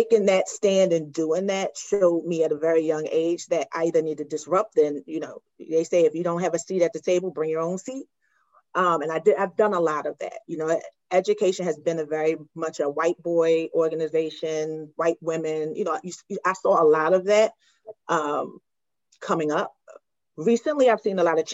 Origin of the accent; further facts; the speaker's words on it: Philadelphia, Pennsylvania, United States; I am from born and raised in South Philadelphia